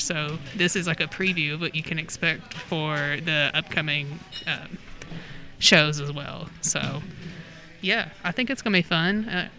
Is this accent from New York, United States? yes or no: no; Kentucky, United States; we're good little Kentuckians.